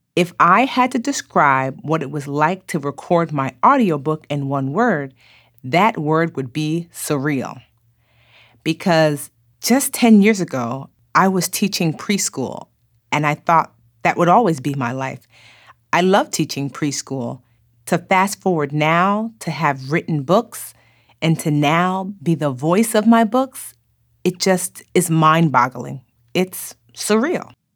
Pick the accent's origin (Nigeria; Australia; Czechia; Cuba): Nigeria; I am Nigerian